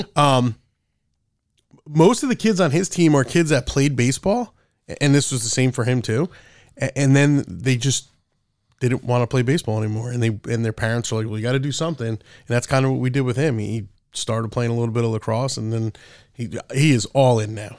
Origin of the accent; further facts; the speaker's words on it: Monmouth County area, New Jersey, United States; I'm a local guy, too, and, and I'm considerably older than you. Uh, but g, growing up in this area